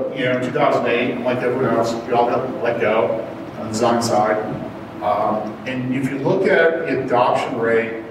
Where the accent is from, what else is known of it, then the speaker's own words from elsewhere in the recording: Chicago, Illinois, United States; moved away; I'm from Chicago originally